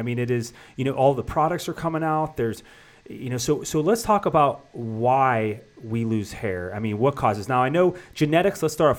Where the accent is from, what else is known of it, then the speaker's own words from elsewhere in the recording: Youngstown, Ohio, United States; moved away; I was back from Youngstown, Ohio, and my graduating 97 class